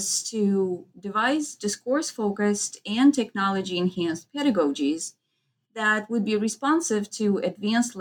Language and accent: English; Moldova; English is a second language; moved away as an adult; I come from Eastern Europe, Moldova